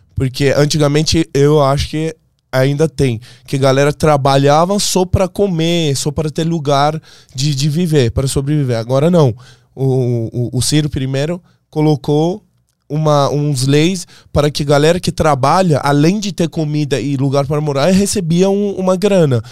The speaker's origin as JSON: {"language": "Portuguese", "country": "Iran", "second_language": "Portuguese", "moved": "as an adult", "lives_now": "Brazil", "said": "eu sou um persa"}